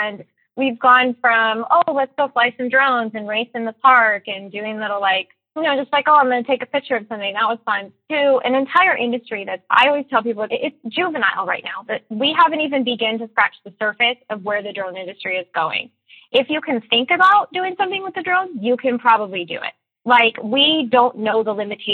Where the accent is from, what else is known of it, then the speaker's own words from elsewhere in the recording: Northern Nevada, United States; I am from Northern Nevada.